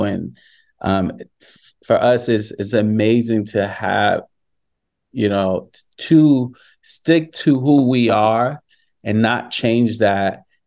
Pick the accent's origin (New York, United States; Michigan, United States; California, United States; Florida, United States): New York, United States; growing up in New York